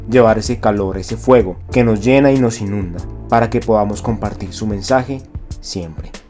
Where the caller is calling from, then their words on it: Bogotá, Bogotá Capital District, Colombia; quiero compartirles que les hablo desde la ciudad de Bogotá